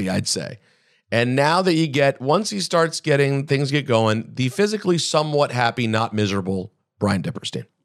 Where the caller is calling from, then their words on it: Philadelphia, Pennsylvania, United States; But I am joining you from New York City, from Philadelphia, Pennsylvania.